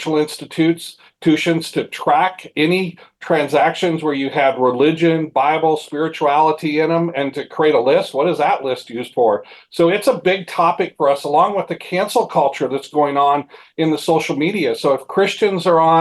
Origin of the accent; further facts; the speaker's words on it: Mount Juliet, Tennessee, United States; My hometown, Mount Juliet, Tennessee